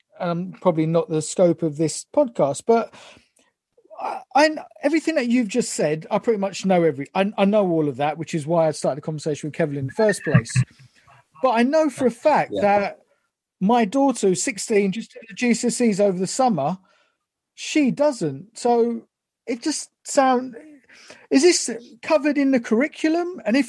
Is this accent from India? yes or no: yes; India; the fact that I'm Indian, my boy's Indian